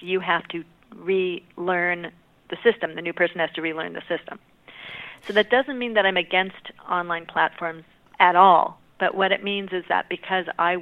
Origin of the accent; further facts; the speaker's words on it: California, United States; I'm from California